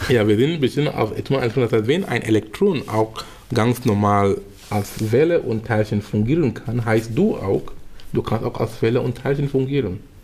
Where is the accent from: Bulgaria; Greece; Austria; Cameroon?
Cameroon; in Kamerun sein, wo ich herkomme